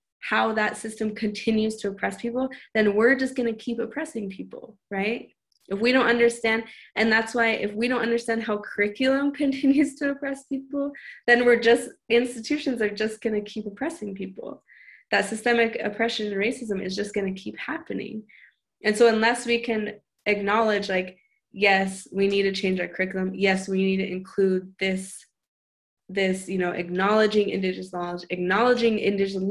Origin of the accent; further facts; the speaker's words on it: Montana, United States; moved away; I come from Montana.